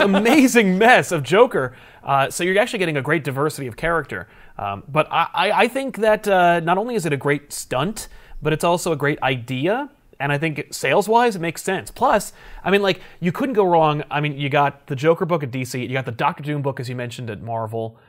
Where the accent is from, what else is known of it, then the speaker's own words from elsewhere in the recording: East Coast, United States; We're both from the East Coast